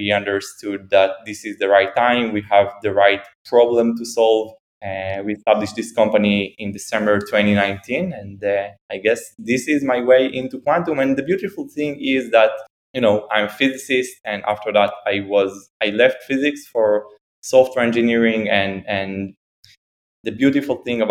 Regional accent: Haifa, Haifa District, Israel; now in Tel Aviv, Israel; I grew up in Haifa, which is in the north of Israel

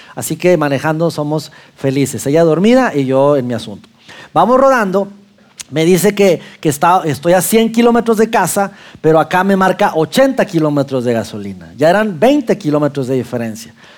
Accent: Mexico; now in Saltillo, Mexico; macho mexicano

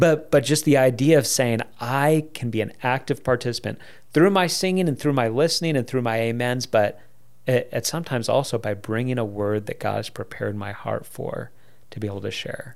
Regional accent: United States; us as American Christians

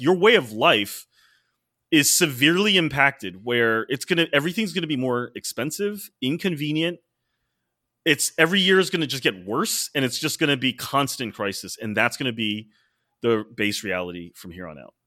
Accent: United States

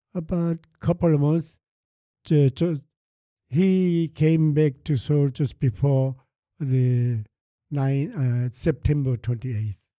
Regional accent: Seoul, South Korea; English is a second language; moved away; also born or lived in Andong; I from Seoul

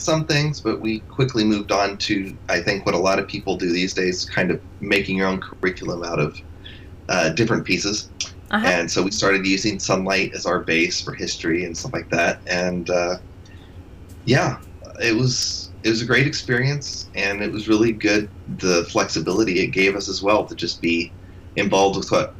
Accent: Spain; I grew up in Spain, and I was there for 20 years

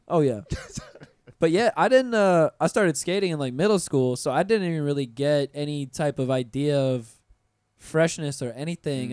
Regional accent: Pensacola, Florida, United States; moved away; I'm from Pensacola. I'm from you know country

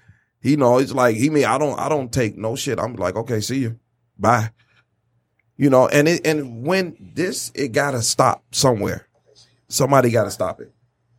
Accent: Florida, United States; born or raised there; moved away

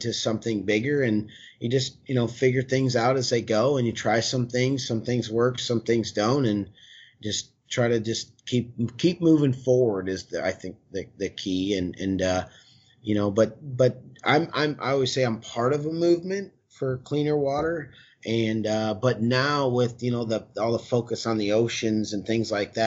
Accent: United States; I grew up right on the Mississippi River. Just my parents' house is right on the water

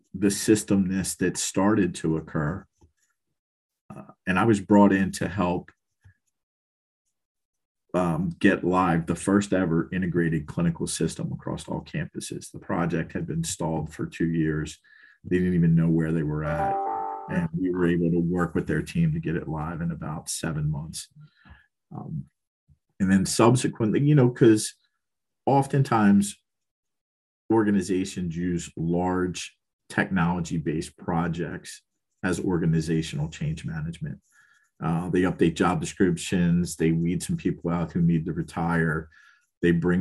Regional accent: Baltimore, Maryland, United States; moved away; also born or lived in Philadelphia, Pennsylvania; I was born and raised in East Baltimore, and City Hospital was a couple blocks from where I grew up

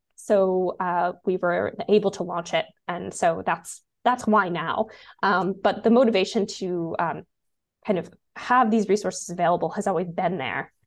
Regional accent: United States; also born or lived in Washington, D.C.; now in Canada; I'm American

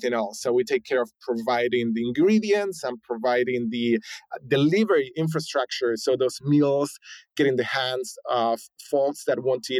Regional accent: Argentina; moved away as an adult; also born or lived in San Francisco, United States; now in United States; I was born and raised in Argentina, spent, you know, most of my 20s in Argentina, moved here to the US in my late 20s

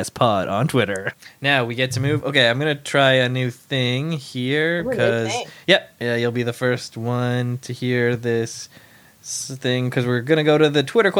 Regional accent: Canada; now in Toronto, Canada; I'm from Canada

